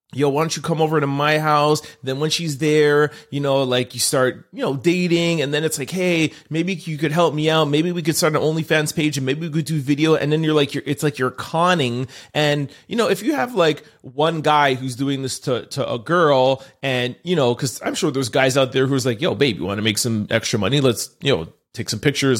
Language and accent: English; Montreal, Quebec, Canada; I'm from Montreal